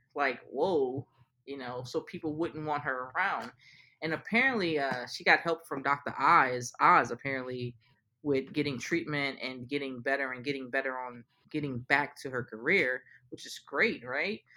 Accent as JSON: {"language": "English", "town": "New Orleans", "region": "Louisiana", "country": "United States", "said": "I'm from New Orleans"}